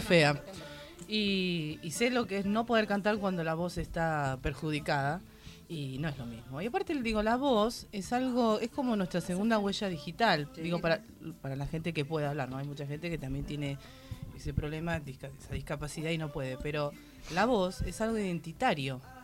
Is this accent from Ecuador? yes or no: no; Lanús, Buenos Aires Province, Argentina